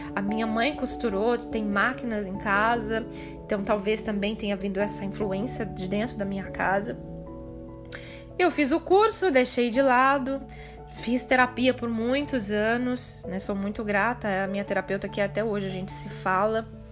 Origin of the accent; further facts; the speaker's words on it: Ibiporã, Paraná, Brazil; moved away as an adult; also born or lived in Cornélio Procópio / Londrina; Eu nasci, cresci em Biporã